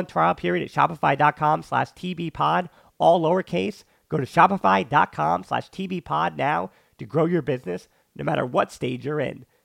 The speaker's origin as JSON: {"language": "English", "region": "Bavaria", "country": "Germany", "tie": "born or raised there", "said": "that was never to be the case as a Bayern Munich fan growing up in Bavaria"}